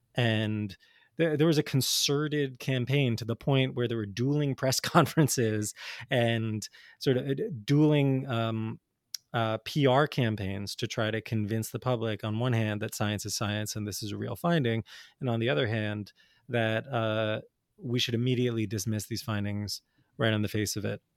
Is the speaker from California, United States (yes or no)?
no; New Jersey, United States; I grew up in North Jersey in the eighties and nineties